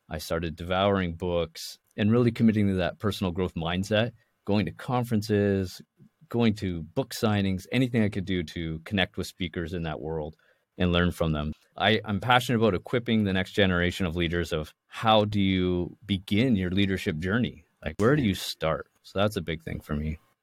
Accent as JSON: {"language": "English", "town": "Toronto", "region": "Ontario", "country": "Canada", "tie": "born or raised there", "moved": "yes", "lives_now": "Vancouver, Canada", "said": "I was born and raised in the Toronto side of Canada"}